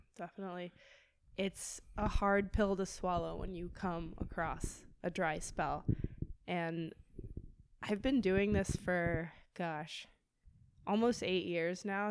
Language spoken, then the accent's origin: English; Manhattan Beach, California, United States; I grew up in Manhattan Beach